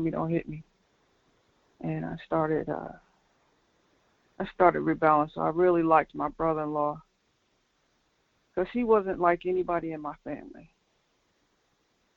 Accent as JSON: {"language": "English", "town": "Linden", "region": "New Jersey", "country": "United States", "said": "I'm from New Jersey, Linden, New Jersey, which is a suburb."}